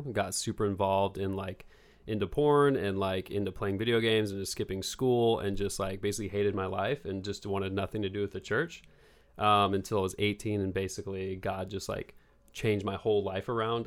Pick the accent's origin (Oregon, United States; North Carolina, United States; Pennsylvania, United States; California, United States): Oregon, United States; Bend; moved away as an adult; now in Los Angeles, United States; I am from Bend, Oregon, and I'm twenty-eight years old, and I just moved to Los Angeles about three months ago